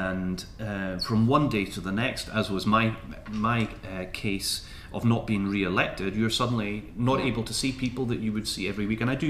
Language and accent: English; London, United Kingdom; born there; now in Edinburgh, United Kingdom; I was born in London, so I guess I'm English by birth